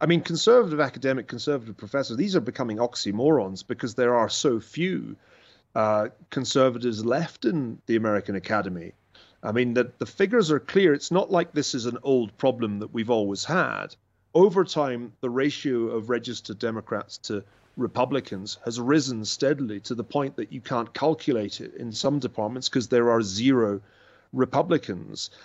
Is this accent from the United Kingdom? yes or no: yes; Glasgow, Scotland, United Kingdom; moved away as an adult; also born or lived in Oxford / Cambridge; now in United States; I grew up in, in Scotland